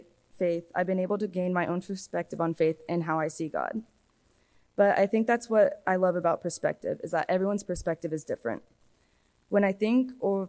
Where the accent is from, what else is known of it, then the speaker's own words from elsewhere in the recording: Hereford, Texas, United States; also born or lived in Waco, Texas; I grew up in Hereford, Texas, up until my sophomore year when I moved to Waco